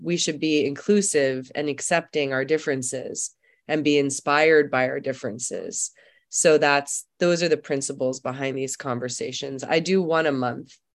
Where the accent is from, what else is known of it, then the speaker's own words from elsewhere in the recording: Germany; moved away; I'm from Germany. Uh, I was born there